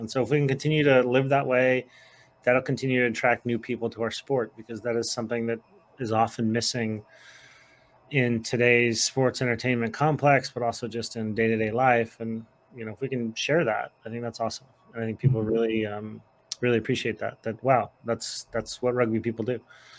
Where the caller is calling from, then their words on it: New Hampshire, United States; so I'm calling in from the White Mountains of New Hampshire into the draft